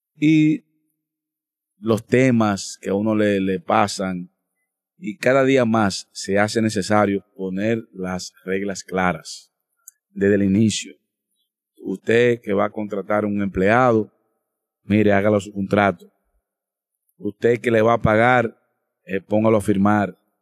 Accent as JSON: {"language": "Spanish", "country": "Dominican Republic", "said": "como dominicano"}